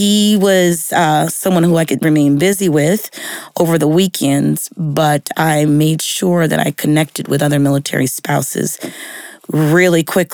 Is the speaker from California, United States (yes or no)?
yes; San Diego, California, United States; moved away as an adult; also born or lived in Washington, D.C.; now in Texas, United States; I was born and raised in San Diego